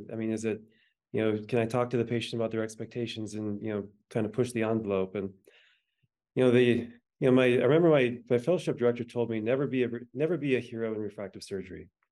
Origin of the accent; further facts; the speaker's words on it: the Dakotas, United States; I was born in the Dakotas